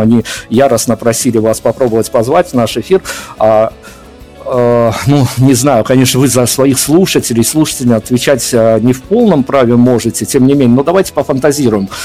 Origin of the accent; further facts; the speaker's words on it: Belarus; я как белорус